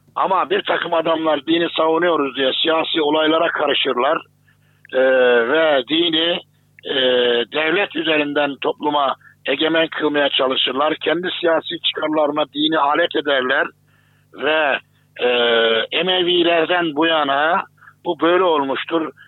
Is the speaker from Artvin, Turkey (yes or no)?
no; Kayseri Province, Turkey; benim de memleketimdir Kayseri.